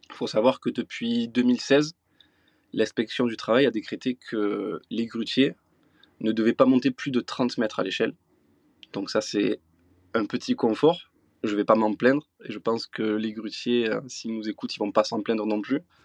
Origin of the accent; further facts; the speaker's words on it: south of France, France; je suis originaire du sud de la France, là où j'exerce mon métier de grutier depuis bientôt 15 ans, dans le Gard et dans les l'Hérault